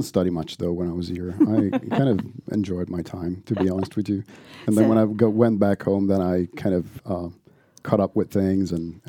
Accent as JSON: {"language": "English", "town": "Padua", "region": "Veneto", "country": "Italy", "moved": "as an adult", "lives_now": "Sweden", "said": "So I'm from the northeast of Italy, a city called Padova, very close to Venice, which is, I mean, it's a university city."}